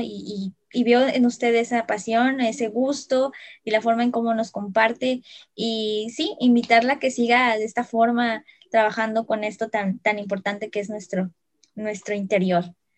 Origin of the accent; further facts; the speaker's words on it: Veracruz, Mexico; los que somos de aquí de Veracruz